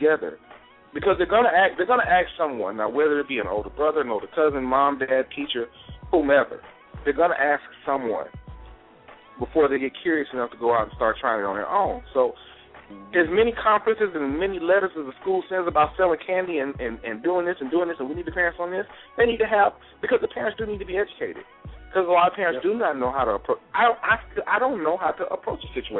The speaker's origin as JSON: {"language": "English", "region": "Mississippi", "country": "United States", "tie": "born or raised there", "said": "I grew up in Mississippi"}